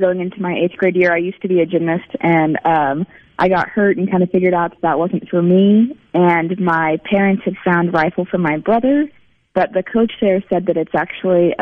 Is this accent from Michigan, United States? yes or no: no; Salem, Oregon, United States; moved away as an adult; now in Mississippi, United States; I'm from Salem, Oregon, so the capital of Oregon.